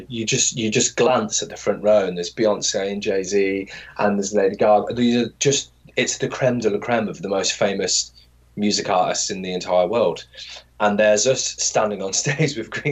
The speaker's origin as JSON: {"language": "English", "country": "United Kingdom", "also_born_or_lived": "New York", "moved": "as an adult", "said": "as a British person"}